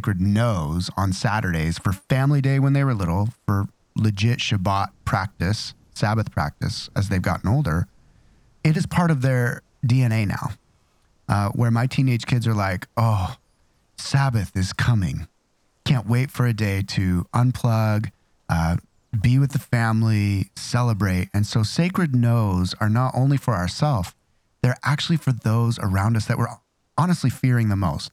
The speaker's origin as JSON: {"language": "English", "region": "Idaho", "country": "United States", "said": "I'm from Idaho"}